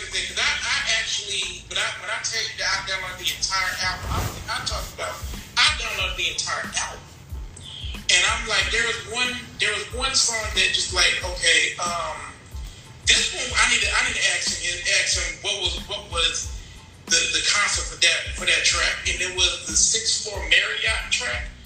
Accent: North Carolina, United States; I'm from the South, and as most young men I know, I'm from North Carolina.

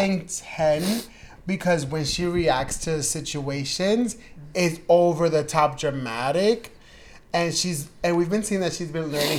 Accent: New York City, New York, United States; Really weird because I'm from New York.

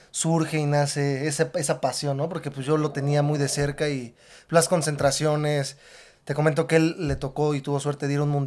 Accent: Tlalnepantla, State of Mexico, Mexico; Yo nací aquí en el Estado de México. En el Estado de México.

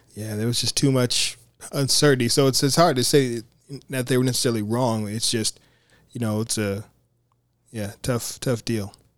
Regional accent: United States

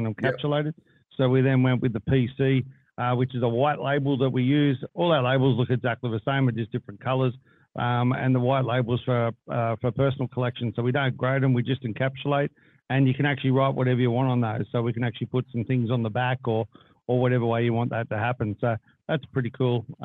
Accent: Australia; we're Australian

